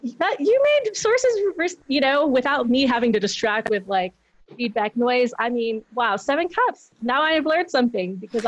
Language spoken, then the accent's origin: English; Guam; moved away as an adult; now in Las Vegas, United States; I grew up in Guam